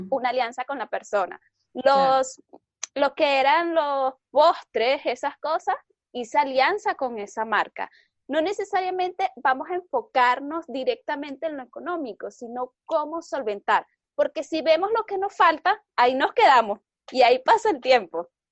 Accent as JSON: {"language": "Spanish", "country": "Venezuela", "said": "soy venezolana"}